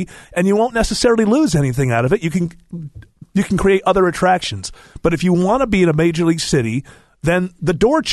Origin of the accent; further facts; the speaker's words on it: Rochester, New York, United States; now in Atlanta, United States; I came from my hometown of Rochester, which is a mid-sized city at best